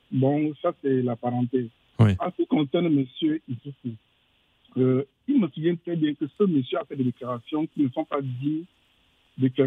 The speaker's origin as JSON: {"language": "French", "country": "Niger", "said": "Moi, je suis un Nigérien"}